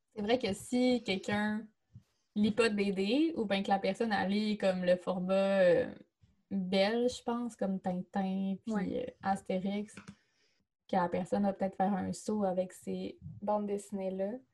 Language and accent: French; Chicoutimi, Quebec, Canada; Chicoutimi, ma ville natale